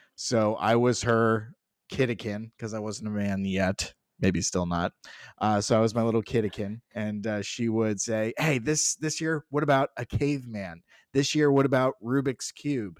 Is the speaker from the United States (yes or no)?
yes; Southwest Florida, United States; where we grew up in Southwest Florida, there was the Edison